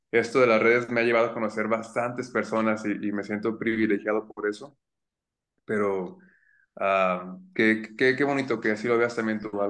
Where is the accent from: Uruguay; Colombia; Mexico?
Mexico; Zamora, Michoacán; tengo 28 años, ah, soy nacido en Zamora, mi familia no es de aquí, mi mamá es de Chiapas, mi papá es de un pueblito que se llama Paracho, de las guitarras, y yo fui el primero que nació aquí en Zamora.